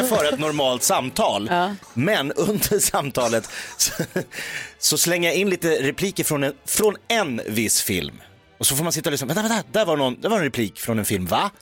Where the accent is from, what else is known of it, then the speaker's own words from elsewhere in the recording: Jakobsberg, Stockholm County, Sweden; jag är uppvuxen i Jakobsberg utanför Stockholm.